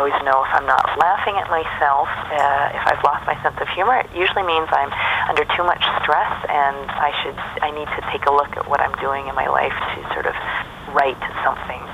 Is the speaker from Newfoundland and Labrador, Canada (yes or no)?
no; Vancouver, British Columbia, Canada; in my hometown, Vancouver